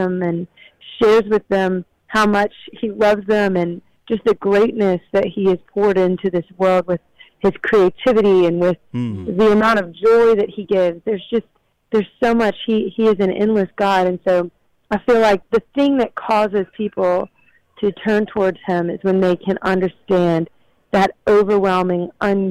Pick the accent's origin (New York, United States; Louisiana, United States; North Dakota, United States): Louisiana, United States; accent: country; I'm from Louisiana, so I've got the the soulful, raspy kind of thing.